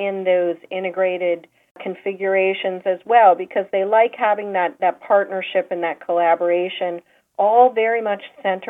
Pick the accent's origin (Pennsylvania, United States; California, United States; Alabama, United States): Pennsylvania, United States; outside of Philadelphia; moved away; also born or lived in Boston; Well, I grew up outside of Philadelphia in the suburbs